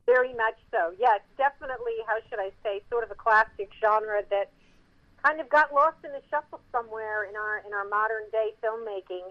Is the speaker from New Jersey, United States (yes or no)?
yes; Mount Holly, New Jersey, United States; born or raised there